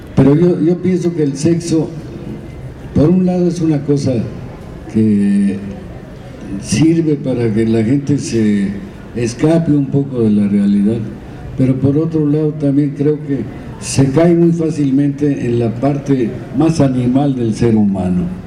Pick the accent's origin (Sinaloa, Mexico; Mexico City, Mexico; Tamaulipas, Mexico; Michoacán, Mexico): Michoacán, Mexico; Zamora; Yo como soy de Zamora, la mía es chonguera, los chongos zamoranos